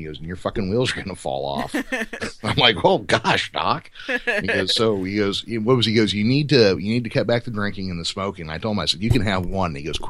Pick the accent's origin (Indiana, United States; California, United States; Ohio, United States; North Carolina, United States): California, United States; also born or lived in Santa Cruz; we're from California and it's been like that for us since the 90s.